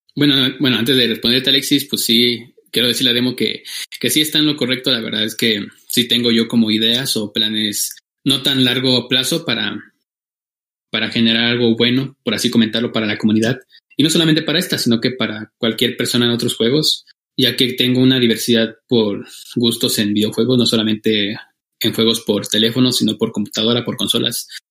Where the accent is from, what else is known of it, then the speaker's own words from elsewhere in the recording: Michoacán, Mexico; now in Oaxaca, Mexico; yo soy de, soy mexicano, vivo en el estado de Oaxaca la mayor parte del año, pero soy michoacano